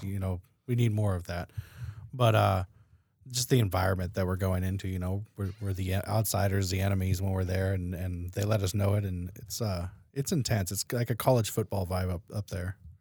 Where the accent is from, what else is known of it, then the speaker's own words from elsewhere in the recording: Oregon, United States; I'm from Oregon.